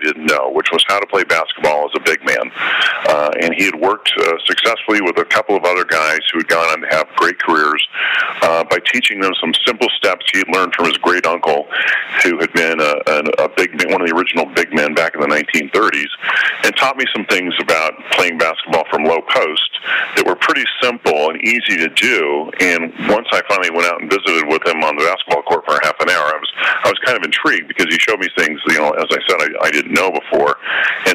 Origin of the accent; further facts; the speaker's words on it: Southern California, United States; I grew up in Southern California